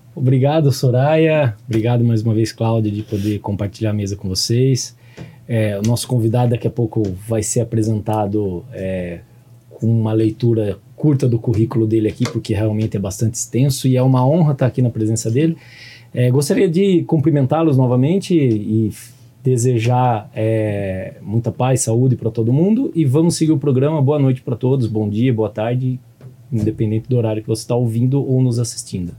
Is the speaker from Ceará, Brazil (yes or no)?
no; Piracicaba, São Paulo, Brazil; lá na minha cidade eu venho de Piracicaba, lá no interior de São Paulo